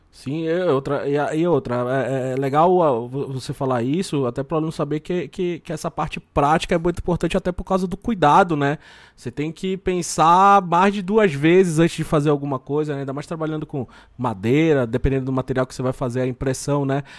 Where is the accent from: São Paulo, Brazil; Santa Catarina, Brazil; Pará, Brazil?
Pará, Brazil; Belém; sou lá de Belém